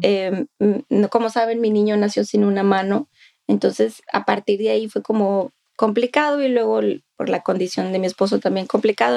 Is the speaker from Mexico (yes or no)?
yes; Monclova, Coahuila, Mexico; now in Austin, United States; al menos en Monclova es un estigma muy fuerte de donde yo soy